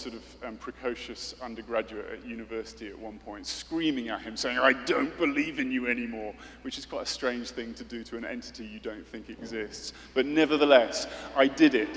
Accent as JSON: {"language": "English", "country": "United Kingdom", "said": "I'm British."}